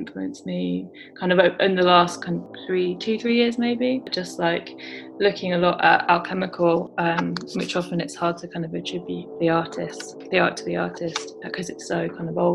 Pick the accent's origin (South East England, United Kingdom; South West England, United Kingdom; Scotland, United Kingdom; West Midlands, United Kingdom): South East England, United Kingdom; Brighton; also born or lived in London; I grew up in London and then moved down to Brighton to the coast when I was 11 and sort of was a teenager here, went to school here.